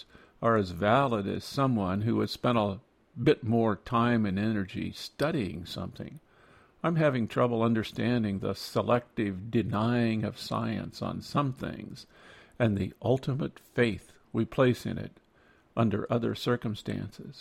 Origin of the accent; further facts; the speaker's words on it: Iowa, United States; Growing up in Iowa